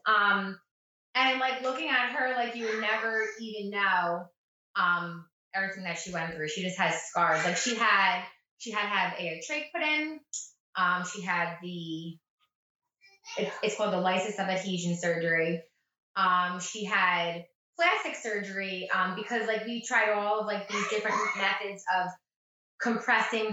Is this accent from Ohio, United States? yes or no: no; Point Pleasant, New Jersey, United States; I grew up in Up Point Pleasant, New Jersey, and all within a 5-mile radius.